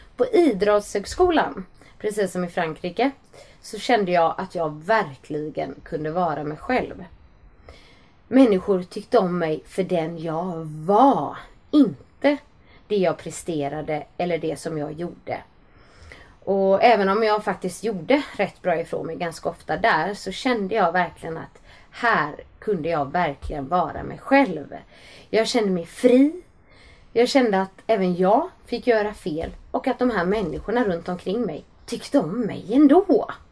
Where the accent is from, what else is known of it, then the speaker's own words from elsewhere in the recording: Gothenburg, Västra Götaland, Sweden; Jag växte upp i Johanneberg i en stadsdel nära centrala Göteborg